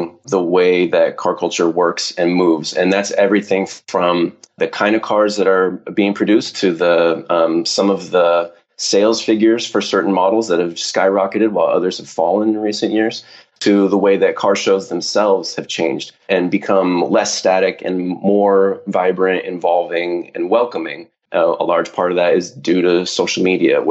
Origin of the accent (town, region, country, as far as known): Southern California, United States